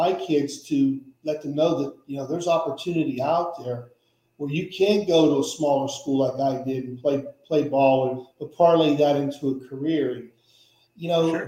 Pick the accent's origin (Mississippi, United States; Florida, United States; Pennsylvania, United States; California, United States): Pennsylvania, United States; Pittsburgh; now in Orlando, United States; I'm from Pittsburgh originally